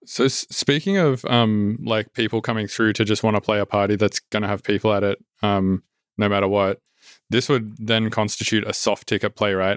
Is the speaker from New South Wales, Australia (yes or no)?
yes; Sydney, New South Wales, Australia; moved away; it's, like, my hometown